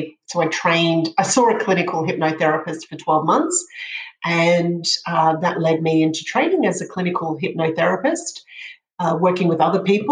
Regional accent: Brisbane, Queensland, Australia; I grew up in Brisbane

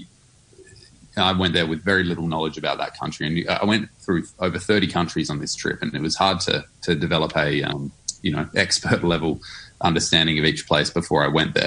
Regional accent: Adelaide, South Australia, Australia; my hometown of Adelaide

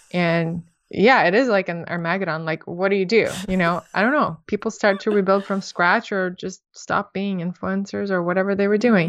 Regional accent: Moscow, Russia; moved away; also born or lived in San Francisco; you're probably hearing accent, I'm from Russia, I grew up in Moscow.

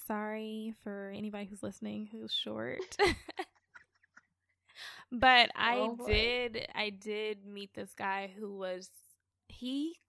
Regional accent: Atlanta, Georgia, United States; and I'm also from Atlanta, so brunch is a thing here.

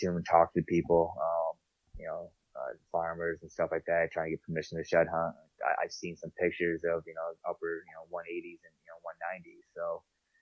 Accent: New York, United States; moved away; I'm from New York

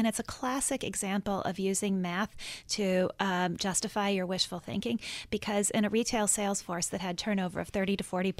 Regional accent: Minnesota, United States; I grew up in Minnesota, and I think of myself in many ways as Minnesota nice.

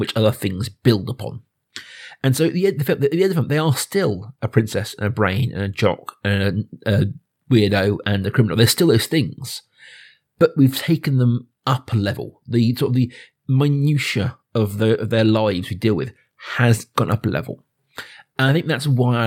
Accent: suburban Berkshire, South East England, United Kingdom; I'm growing up in, you know, suburban Berkshire

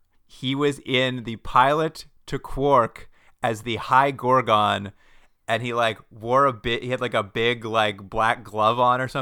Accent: New England, United States; We're from New England so, and we moved here.

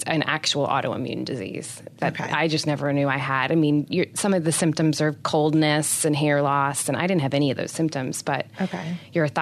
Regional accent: New Hampshire, United States; moved away; I'm originally from New Hampshire

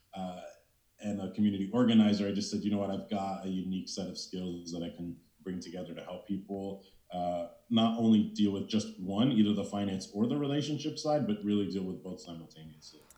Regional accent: East Coast, United States; moved away as an adult; also born or lived in California; I'm originally from the East Coast

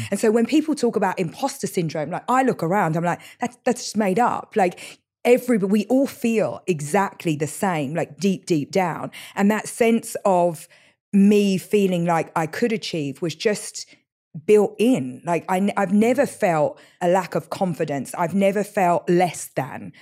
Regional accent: London, United Kingdom; moved away; East London has been very defining of me

